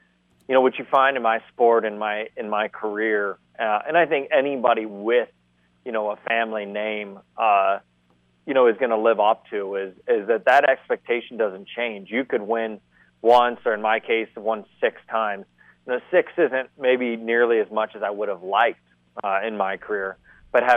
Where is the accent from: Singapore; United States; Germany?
United States; Columbus, Ohio; I'm from Columbus, Ohio